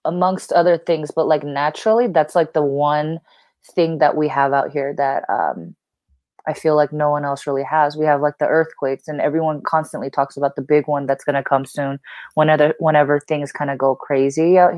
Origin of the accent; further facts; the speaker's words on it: California, United States; also born or lived in Korea; I came from California